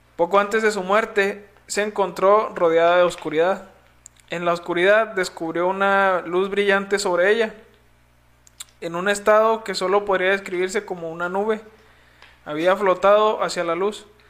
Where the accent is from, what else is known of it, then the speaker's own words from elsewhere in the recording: Mexico; nacimos en México